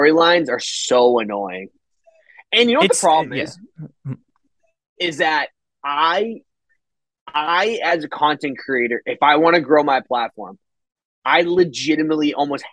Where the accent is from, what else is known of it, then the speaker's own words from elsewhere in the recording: Boston, Massachusetts, United States; I'm from Boston